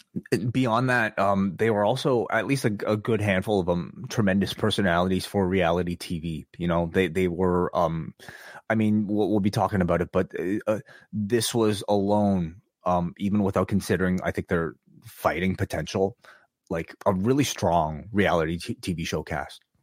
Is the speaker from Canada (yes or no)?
yes; Toronto, Ontario, Canada; a Canadian, eh, eh, from Toronto